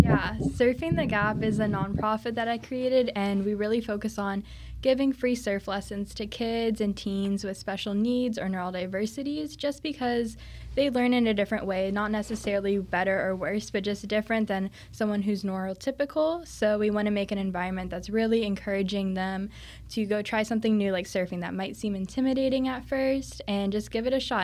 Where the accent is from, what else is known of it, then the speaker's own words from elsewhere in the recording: Cocoa Beach, Florida, United States; I'm from the Cocoa Beach area, so a lot of people surf over there